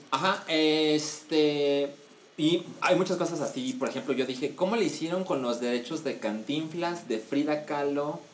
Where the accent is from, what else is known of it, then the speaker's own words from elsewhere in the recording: Mexico; soy mexicano, tengo suficiente tiempo en este país